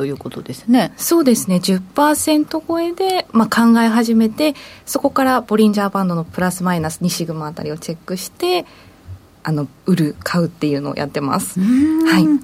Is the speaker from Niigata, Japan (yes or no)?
yes; Niigata, Japan; moved away as an adult; also born or lived in Gunma / Okinawa; 私新潟出身でもありますし社会人になってから群馬沖縄でいろんなその地域の魅力を発信するっていうことをやってきたので